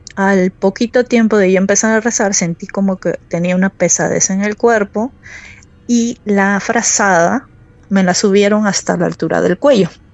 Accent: Peru; moved away as an adult; now in Akureyri, Iceland; Yo me vine aquí a los 20, casi los 20 años. Vine por cuestiones de trabajo para trabajar, porque la situación en mi país no estaba muy bien.

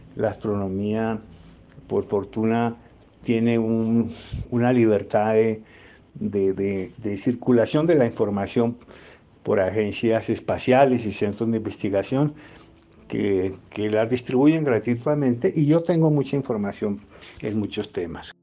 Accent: Bogotá, Colombia; yo soy eh, economista bogotano

